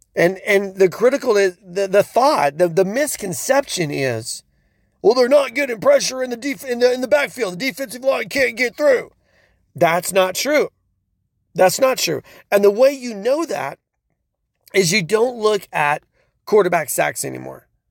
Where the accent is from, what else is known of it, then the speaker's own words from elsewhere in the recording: Oklahoma, United States; I'm from Oklahoma